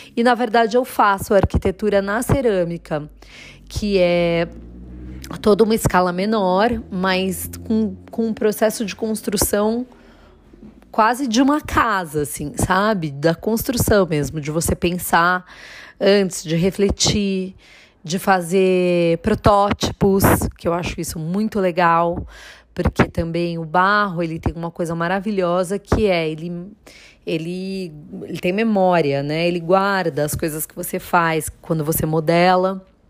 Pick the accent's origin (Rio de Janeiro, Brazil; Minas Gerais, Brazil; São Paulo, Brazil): São Paulo, Brazil; Jundiaí; eu sou de Jundiaí